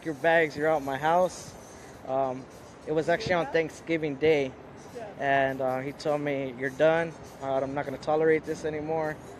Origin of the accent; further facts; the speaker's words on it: San Diego, California, United States; I grew up here in Logan Heights as a child, basically like born and raised here